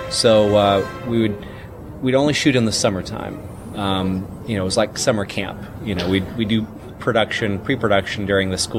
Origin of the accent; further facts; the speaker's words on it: Mississippi, United States; As a 11 and 12-year-old, respectively, growing up in Mississippi in the 80s